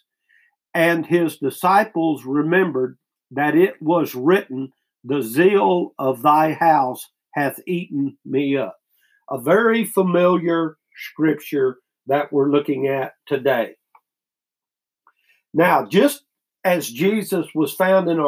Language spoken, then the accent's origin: English; United States; As American Christians